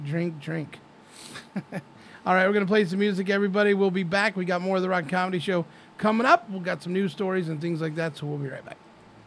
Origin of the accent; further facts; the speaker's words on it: Idaho, United States; moved away; Both from Idaho.